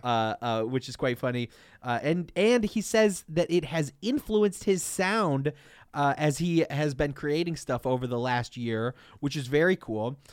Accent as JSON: {"language": "English", "town": "Detroit", "region": "Michigan", "country": "United States", "said": "we have always been and always will be from Detroit, Michigan"}